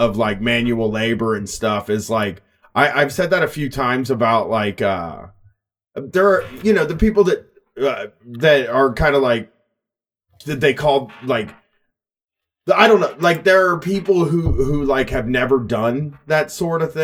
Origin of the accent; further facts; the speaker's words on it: Columbus, Ohio, United States; In my hometown area of Columbus